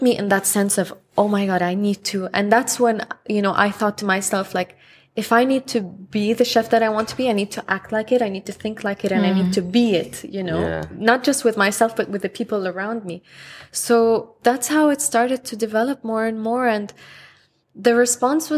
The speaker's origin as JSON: {"language": "English", "country": "Lebanon", "also_born_or_lived": "Houston", "moved": "yes", "lives_now": "Dubai, United Arab Emirates", "said": "I'm from Lebanon"}